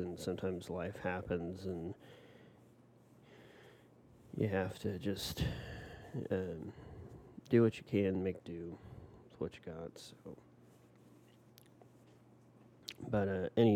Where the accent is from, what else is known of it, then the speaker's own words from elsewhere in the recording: Tulsa, Oklahoma, United States; born and raised in Tulsa